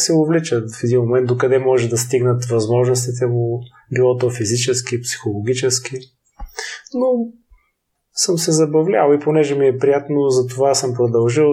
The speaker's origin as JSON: {"language": "Bulgarian", "town": "Silistra", "region": "Silistra Province", "country": "Bulgaria", "tie": "born or raised there", "also_born_or_lived": "Varna", "moved": "yes", "lives_now": "Sofia, Bulgaria", "said": "В родния ми град в Силистра"}